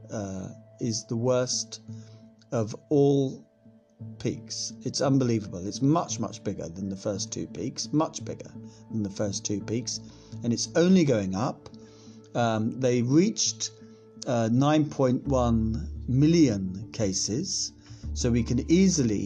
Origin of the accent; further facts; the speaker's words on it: Scotland, United Kingdom; being Scottish as I am